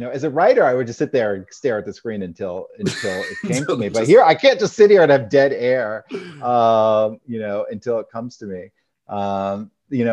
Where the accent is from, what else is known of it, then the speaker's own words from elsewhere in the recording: Maine, United States; growing up in Maine, I had taken high school French